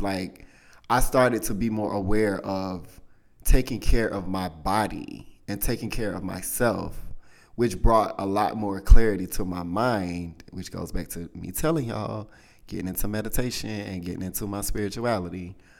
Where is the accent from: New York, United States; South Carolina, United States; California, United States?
South Carolina, United States; I'm from the South, y'all. From South Carolina